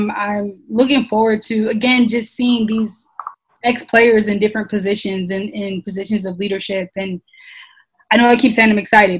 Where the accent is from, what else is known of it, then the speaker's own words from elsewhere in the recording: Detroit, Michigan, United States; I'm born and raised in Detroit.